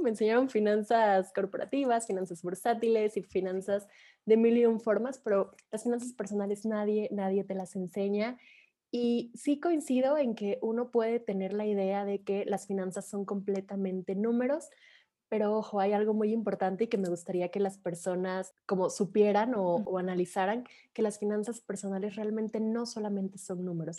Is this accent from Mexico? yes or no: yes; Mexico; soy de México